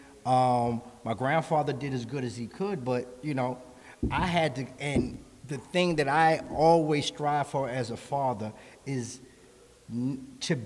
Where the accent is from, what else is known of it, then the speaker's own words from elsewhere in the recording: New York City, New York, United States; I grew up in the Bronx